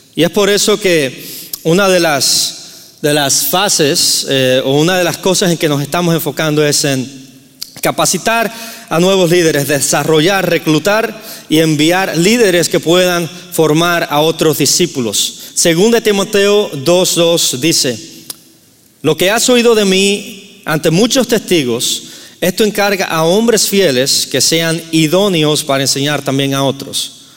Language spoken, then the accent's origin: Spanish; Cuba; moved away; soy nativo de Cuba, entonces si escuchan un acento raro es porque soy de Cuba